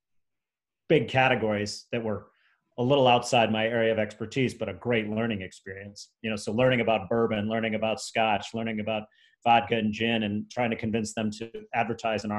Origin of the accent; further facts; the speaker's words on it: St. Louis, Missouri, United States; moved away as an adult; also born or lived in Columbia, Missouri / Chicago; I moved back to St. Louis, my hometown, for a year.